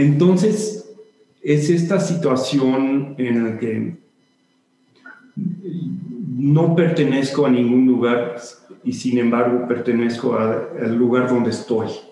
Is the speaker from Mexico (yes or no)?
yes; Mexico; moved away as an adult; also born or lived in Barcelona / New York; siempre quise regresar a México de una manera un poco más permanente